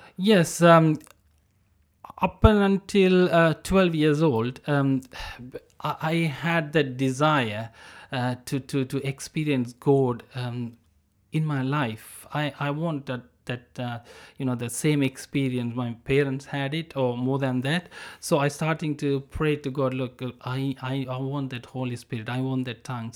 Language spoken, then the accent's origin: English; Sri Lanka; I'm from Sri Lanka, so I born in a, um, a war zone